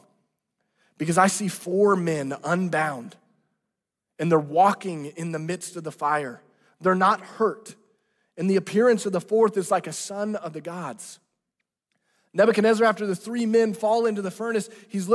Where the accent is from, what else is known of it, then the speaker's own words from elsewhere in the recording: Branson, Missouri, United States; I'm from Branson, Missouri. And let me let you into this. In junior high, I worked at the Silver Dollar City